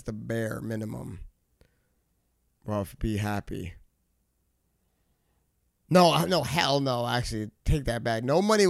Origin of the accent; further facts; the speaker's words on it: Guyana; But we're West Indian because we're from Guyana.